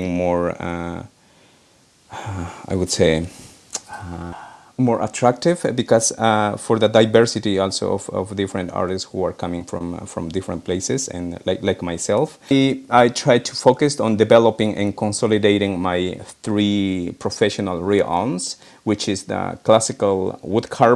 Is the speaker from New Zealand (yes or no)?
no; Peru; moved away as an adult; now in Erie, United States; I live in Erie, Pennsylvania, and I moved to United States from Peru in the spring of 2012.